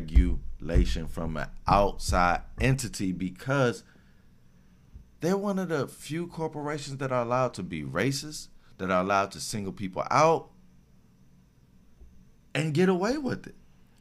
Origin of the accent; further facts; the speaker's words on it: Virginia, United States; I was born in Virginia. I was born in Virginia.